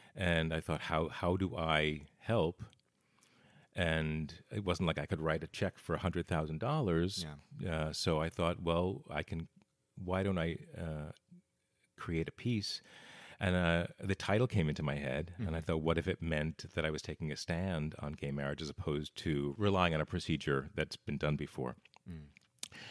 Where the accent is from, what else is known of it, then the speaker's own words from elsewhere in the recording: Bergen County, New Jersey, United States; also born or lived in Los Angeles, United States; now in Portland, United States; originally New Jersey, right outside New York uh, in Bergen County